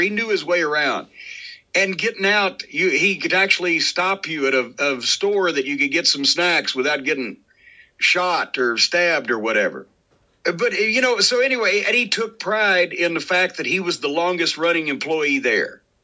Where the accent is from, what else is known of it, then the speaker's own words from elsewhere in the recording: the South, United States; I was from the South